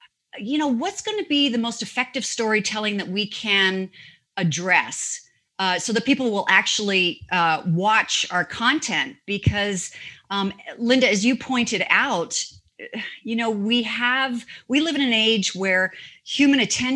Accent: Canada; moved away as an adult; also born or lived in Toronto / New York; now in United States; I'm a Canadian, I'm a global citizen. I'm an American by choice. I am a Canadian by birth.

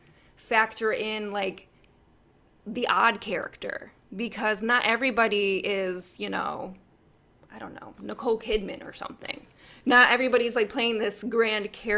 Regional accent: United States; I as an American

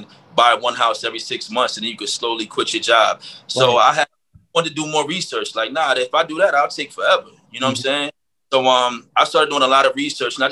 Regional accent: New Jersey, United States; moved away as an adult; now in Las Vegas, United States; born and raised in Jersey. You know what I mean? I've been in Jersey all my life until I came out here to Vegas almost 3 years ago.

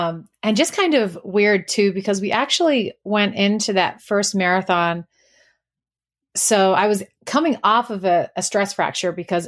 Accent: New Zealand; I am from New Zealand originally, so I apologize if anyone has any difficulty with the accent. Most of it has sort of dropped off

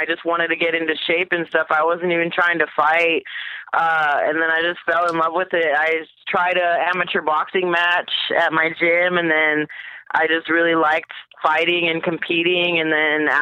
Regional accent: Albuquerque, New Mexico, United States; I grew up in Albuquerque, born and raised

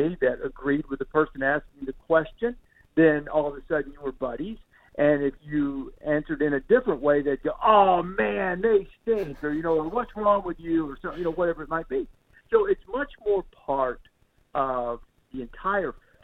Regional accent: the South, Alabama, United States; you were in my hometown, you were an Alabama fan or you were an Auburn fan

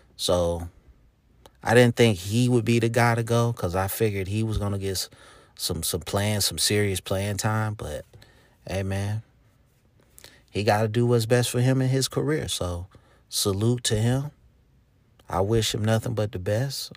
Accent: Charlotte, North Carolina, United States; I'm from Charlotte, North Carolina

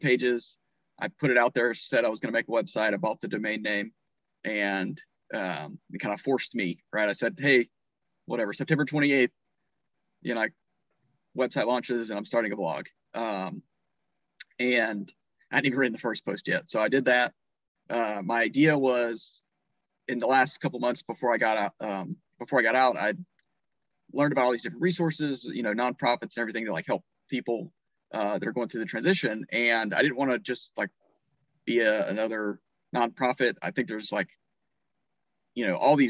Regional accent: North Carolina, United States; I was born and raised in North Carolina, lived on my grandparents' farm

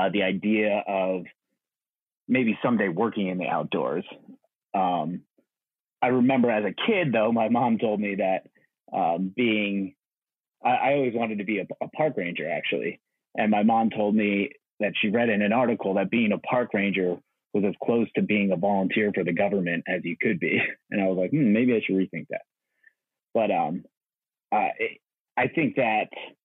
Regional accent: New Jersey, United States; I grew up in New Jersey

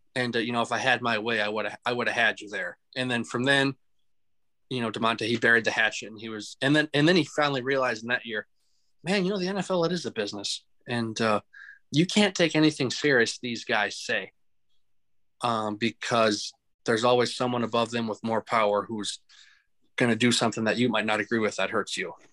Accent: Mankato, Minnesota, United States; growing up in Mankato

